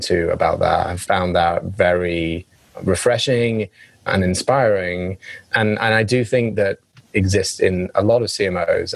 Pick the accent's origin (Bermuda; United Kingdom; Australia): United Kingdom; England; accent: English; now in United States; my English accent